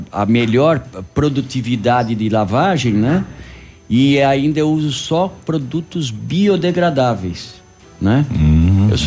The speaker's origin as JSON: {"language": "Portuguese", "region": "São Paulo", "country": "Brazil", "said": "é, é sou de São Paulo."}